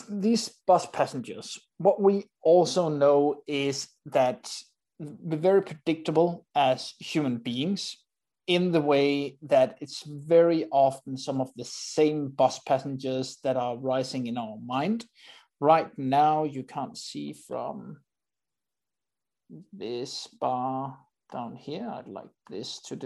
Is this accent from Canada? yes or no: no; Denmark; I'm from Denmark